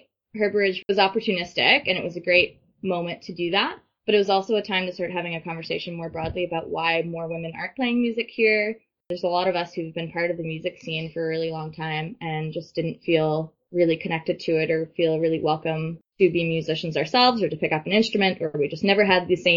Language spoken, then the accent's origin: English; St. John's, Newfoundland and Labrador, Canada; moved away as an adult; also born or lived in Montreal; I moved home from Montreal. And my perspective really shifted. So I kind of made the choice to like stay here in St. John's